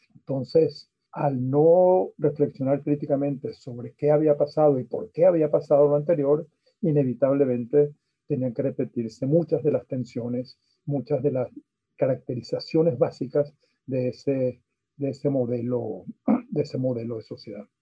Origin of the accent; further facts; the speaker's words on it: Venezuela; soy sociólogo venezolano